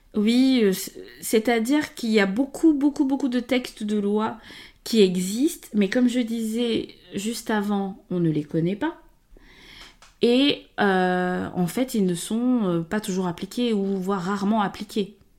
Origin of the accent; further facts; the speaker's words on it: Gabon; moved away as an adult; now in France; donc moi, je suis née et grandie au Gabon. Euh, et je suis venue en France, je suis arrivée en 2007